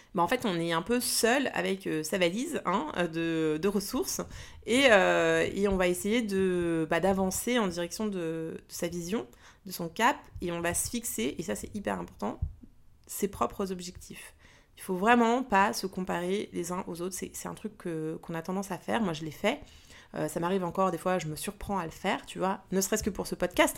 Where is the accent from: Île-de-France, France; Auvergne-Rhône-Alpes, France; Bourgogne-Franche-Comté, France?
Île-de-France, France; Paris; Je suis née à Paris et pour l'instant je vis toujours en région parisienne